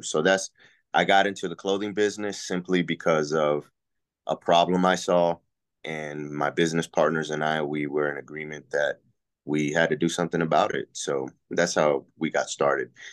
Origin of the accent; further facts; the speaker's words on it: Puerto Rico; now in Texas, United States; I'm from Puerto Rico originally, so I am an I, I am the original island boy